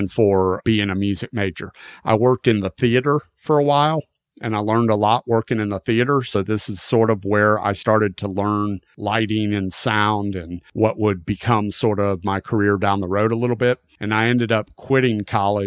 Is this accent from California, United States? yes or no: no; Florida, United States; I am still in my hometown in Florida